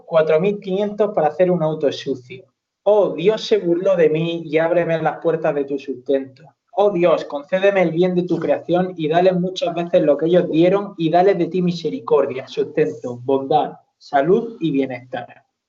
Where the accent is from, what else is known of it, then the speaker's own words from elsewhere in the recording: Almería, Andalusia, Spain; somos de Almería